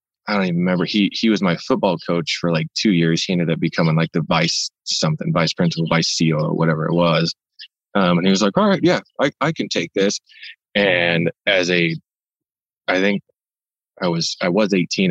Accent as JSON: {"language": "English", "town": "Ilwaco", "region": "Washington", "country": "United States", "tie": "born or raised there", "also_born_or_lived": "Portland, Oregon", "moved": "as an adult", "lives_now": "Idaho, United States", "said": "I grew up in Long Beach in Ilwaco, Washington"}